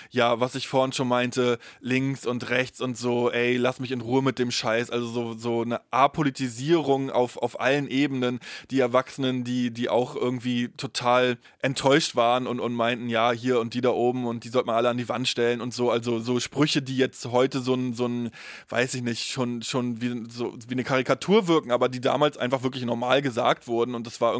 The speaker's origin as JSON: {"language": "German", "region": "East Germany", "country": "Germany", "said": "Ja, ich habe die DDR kaum erlebt, ich habe dafür aber ja die Nachwendezeit komplett erlebt und ähm, die unterscheidet sich ja auch in Ost wie West."}